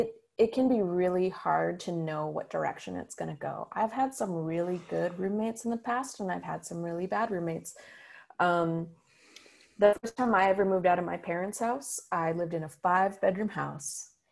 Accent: Grand Rapids, Michigan, United States; now in Ann Arbor, United States; I grew up in Grand Rapids my whole life. And when I moved to Ann Arbor, I didn't know anybody.

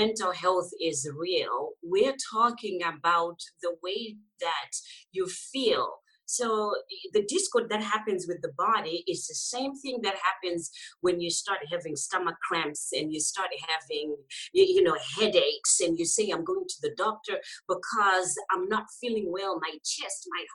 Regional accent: Zimbabwe; moved away; I'm originally from Zimbabwe

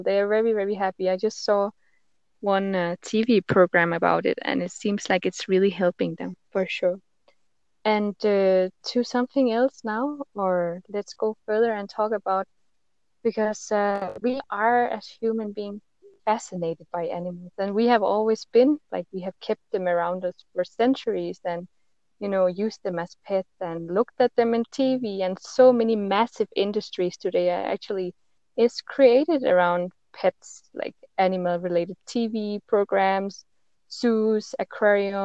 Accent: Denmark; I am from Denmark

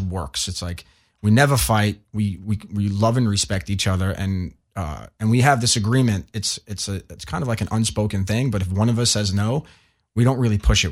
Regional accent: New York, United States; I was born and raised in New York, and my parents are from Italy.

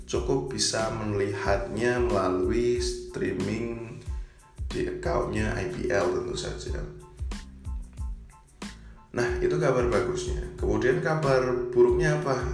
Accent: Yogyakarta, Special Region of Yogyakarta, Indonesia; born there; kemudian tentu saja tim dari kota kelahiran saya Bima, uh, Bima Perkasa Jogja itu masih bermain juga.

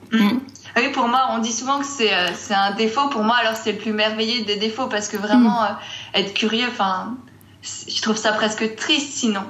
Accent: Strasbourg, Grand Est, France; moved away as an adult; now in Grenoble, France; je viens de Strasbourg

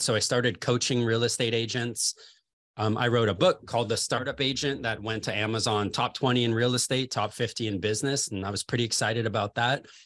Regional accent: Los Angeles, California, United States; moved away as an adult; now in Chicago, United States; I'm originally from Los Angeles, California

